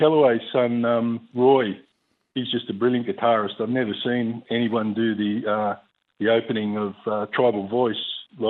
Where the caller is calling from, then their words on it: Gove, Northern Territory, Australia; from Gove.